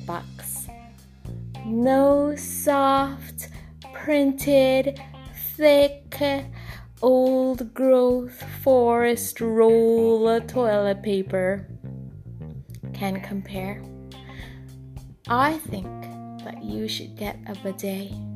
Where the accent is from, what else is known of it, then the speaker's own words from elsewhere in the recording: Trinidad & Tobago; moved away; when I was a little girl growing up in Trinidad and Tobago